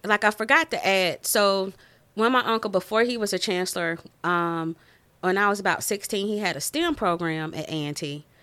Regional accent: Winston-Salem, North Carolina, United States; moved away as an adult; also born or lived in Maryland; now in Des Moines, United States; I'm from Winston Salem, North Carolina

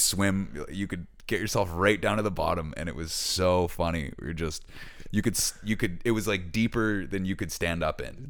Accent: Hammonds Plains Road, Nova Scotia, Canada; We had a house on Hammond's Plains Road

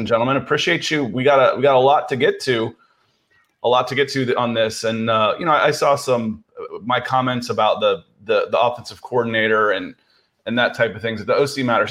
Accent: Akron, Ohio, United States; moved away; I was born in Akron, Ohio, a suburb of Cleveland, uh, and, uh, and all my family was there

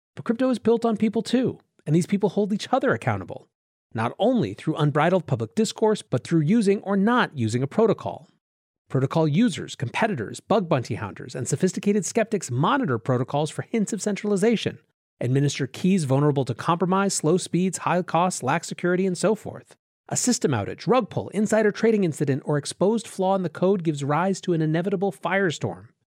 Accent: Western Reserve, Ohio, United States; I am from Ohio, which once was what the West meant to people coming from the States on the Eastern Seaboard. Reflecting that history, the part of Ohio I am from is called the Western Reserve.

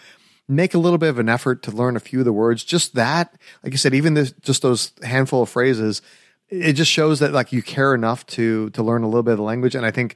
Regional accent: United States; they could definitely tell I'm American.

